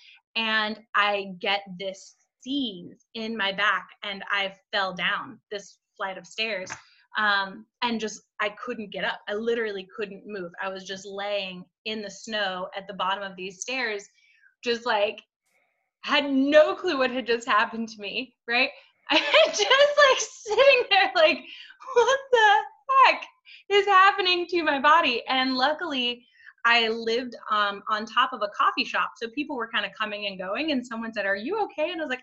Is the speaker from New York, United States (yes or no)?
no; Vermont, United States; I grew up in Vermont